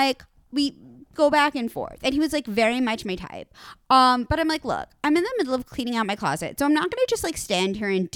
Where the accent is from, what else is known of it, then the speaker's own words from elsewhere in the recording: New York City, New York, United States; moved away; I'm from New York City